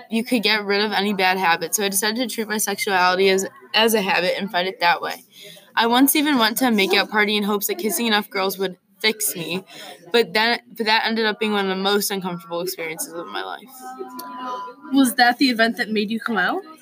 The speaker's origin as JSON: {"language": "English", "town": "Los Angeles", "region": "California", "country": "United States", "tie": "born or raised there", "said": "I am 25 years old and I grew up in Los Angeles and I've lived there all my life."}